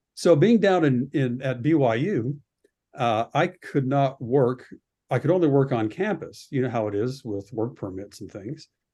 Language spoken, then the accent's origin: English; Red Deer, Alberta, Canada; moved away as an adult; also born or lived in Utah; growing up in Canada, I, I found that I had a wonderful, um, education at, uh, Lindsay Thurber Comprehensive High School in Red Deer